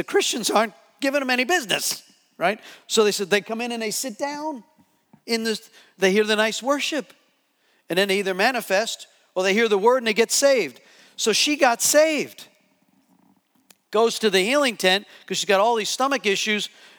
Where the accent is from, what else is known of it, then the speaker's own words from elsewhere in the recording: New Jersey, United States; So I'm from New Jersey.